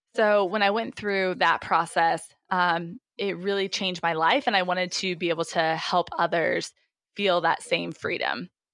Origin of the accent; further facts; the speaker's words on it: Indiana, United States; moved away as an adult; also born or lived in Memphis, Tennessee / Pennsylvania; now in Cincinnati, United States; I am originally from Indiana